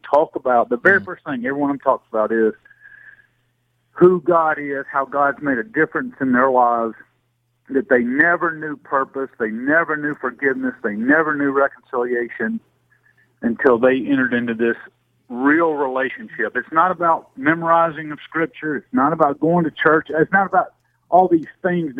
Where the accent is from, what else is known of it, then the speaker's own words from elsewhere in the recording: Greenville, Alabama, United States; I was born and raised down in James Fan territory, down in Greenville, Alabama